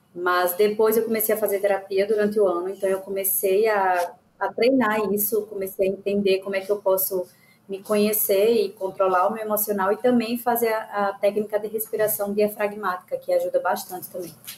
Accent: Aracaju, Sergipe, Brazil; sou de Aracaju, Sergipe.

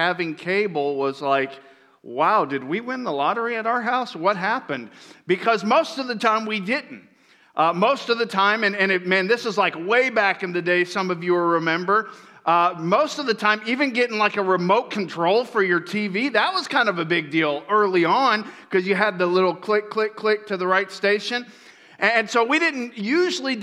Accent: Florida, United States; moved away; I grew up in Florida

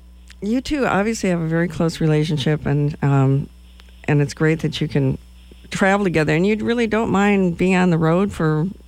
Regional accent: Madison, Wisconsin, United States; now in Lincoln, United States; my hometown, Madison, Wisconsin

